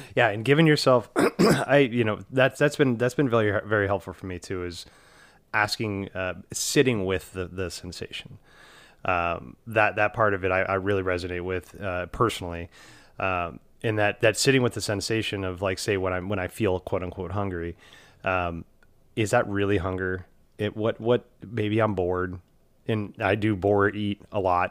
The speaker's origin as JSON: {"language": "English", "town": "Houston", "region": "Texas", "country": "United States", "tie": "born or raised there", "moved": "yes", "said": "when I grew up in Houston"}